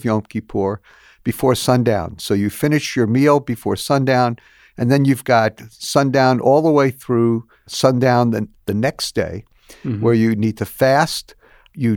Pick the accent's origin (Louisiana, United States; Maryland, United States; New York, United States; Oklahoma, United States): New York, United States; New York City; Growing up in New York City, my family belonged to a larger synagogue